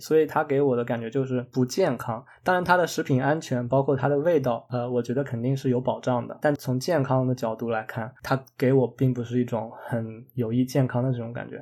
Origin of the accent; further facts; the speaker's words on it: China; moved away; 我们中国人